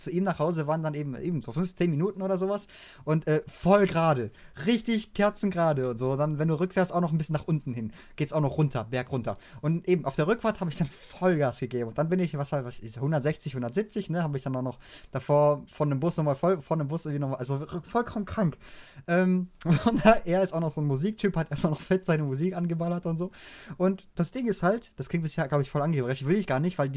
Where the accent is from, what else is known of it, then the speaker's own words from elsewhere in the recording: Baden-Württemberg, Germany; wenn ich dann halt endlich wieder in meine Heimat, in Schwarzwald rauskomme